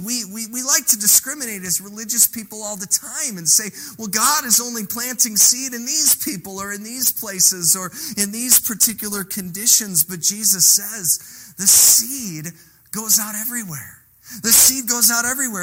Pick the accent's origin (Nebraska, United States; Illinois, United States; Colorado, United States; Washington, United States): Illinois, United States; now in Elkhorn, United States; We grew up in Illinois